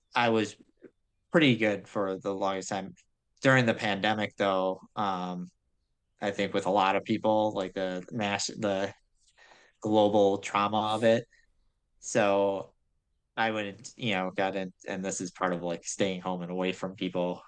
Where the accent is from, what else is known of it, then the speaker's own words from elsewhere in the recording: Grosse Pointe, Michigan, United States; I grew up in Grosse Pointe, which is like the affluent suburb out of uh, by Detroit